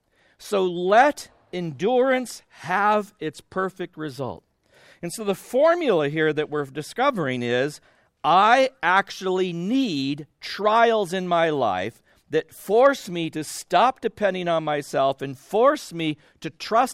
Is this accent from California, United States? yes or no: yes; California, United States; I grew up loving the water. I grew up in Southern California. We had a pool in our backyard.